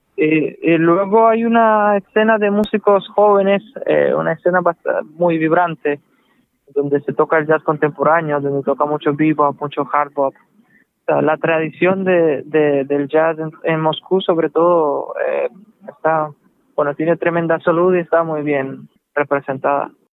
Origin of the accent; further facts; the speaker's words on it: Manzanillo, Granma, Cuba; moved away; also born or lived in Russia; nací en Cuba, en una familia mixta, mi madre es rusa, mi padre es cubano